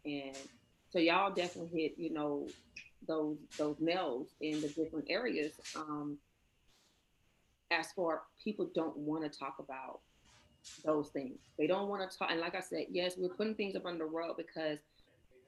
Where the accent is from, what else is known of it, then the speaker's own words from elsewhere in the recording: Georgia, United States; I am from the South, I am from Georgia. So I grew up in a house where yes ma'am, no ma'am was the thing